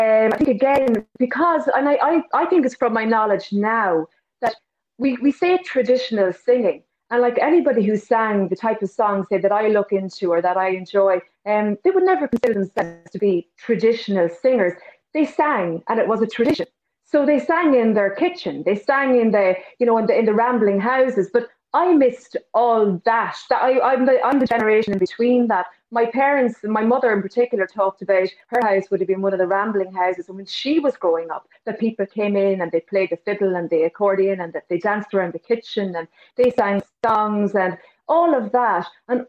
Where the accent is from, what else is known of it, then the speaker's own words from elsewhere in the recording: Connacht, Ireland; Sure, I can, Mary. Yeah, my earliest memories probably are of, I would say, the butcher's sessions, which were in Drumsna, which in the times when children were allowed to be in the pubs after hours, I would have heard lots of music